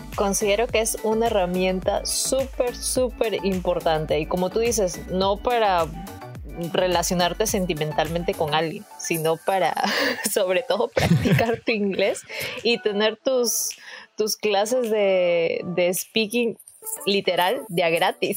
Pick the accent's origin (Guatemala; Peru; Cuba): Peru; moved away as an adult; now in Toronto, Canada; en mi país